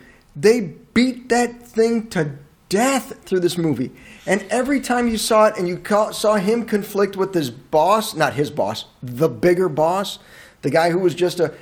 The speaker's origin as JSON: {"language": "English", "country": "United States", "said": "We are painfully American"}